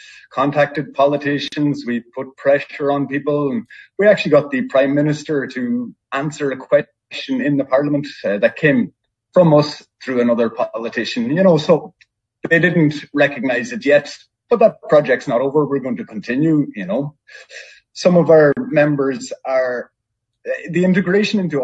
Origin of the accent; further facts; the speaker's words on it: Ireland; I'm from Ireland, which is a small country.